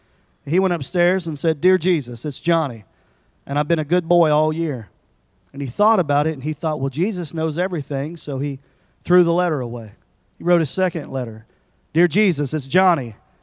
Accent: Tennessee, United States; I'm from Tennessee, and I won't tell you a lot about me.

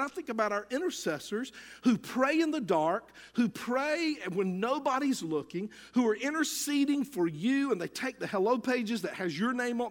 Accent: United States

